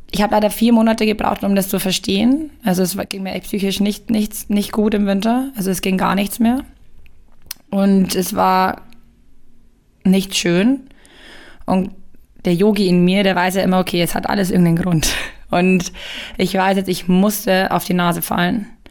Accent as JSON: {"language": "German", "town": "Ingolstadt", "region": "Bavaria", "country": "Germany", "tie": "born or raised there", "also_born_or_lived": "Bayreuth", "said": "Ich habe hier mein Abi gemacht in Ingolstadt"}